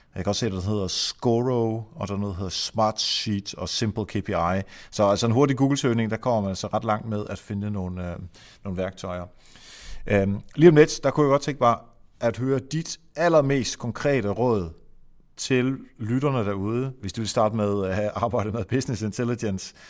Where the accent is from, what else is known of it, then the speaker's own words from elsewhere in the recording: Netherlands; Danish is a second language; moved away; jeg er hollænder